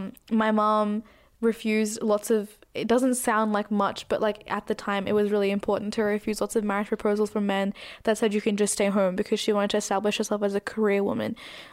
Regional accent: Australia

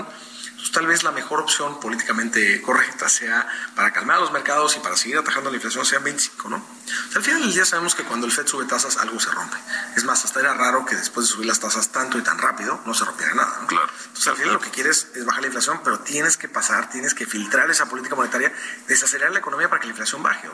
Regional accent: Mexico; en México hemos estado creciendo

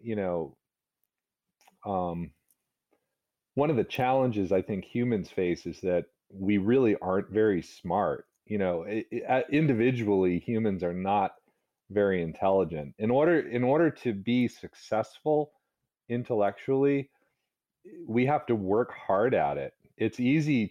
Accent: Northern Virginia, United States; also born or lived in New Hampshire / Massachusetts; now in Rhode Island, United States; I was brought up in Northern Virginia

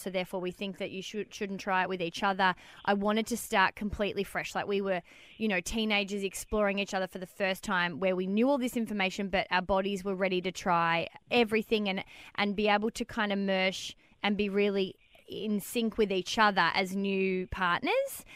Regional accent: Melbourne, Victoria, Australia; moved away; I'm originally from Melbourne

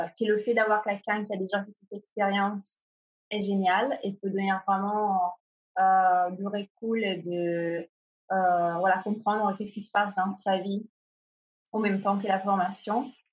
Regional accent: Italy; French is a second language; moved away as an adult; also born or lived in Milan, Italy; now in Paris, France; je suis italienne

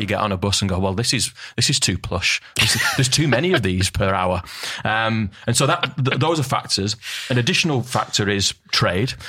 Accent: Northern England, United Kingdom; Northern England where we're from

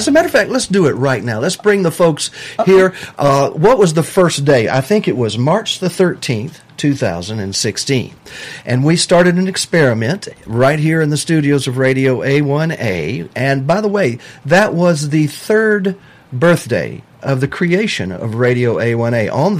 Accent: Lower Alabama, United States; moved away; my original home is in L.A.

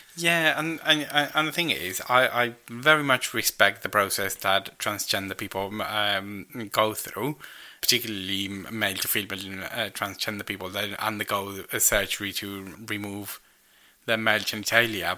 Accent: United Kingdom; I'm British

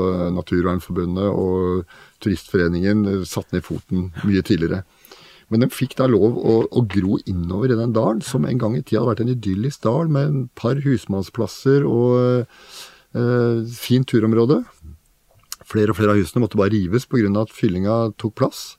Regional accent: Oslo, Norway; Jeg vokste opp i Oslo på Oppsal og Bøler

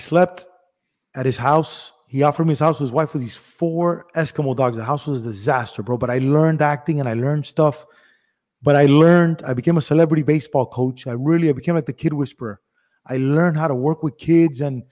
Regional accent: Miami, Florida, United States; also born or lived in Cuba / Spain / Los Angeles / Las Vegas; I was born in Cuba. Mm-hmm. I was a year or so in Spain. Then I moved here to Miami

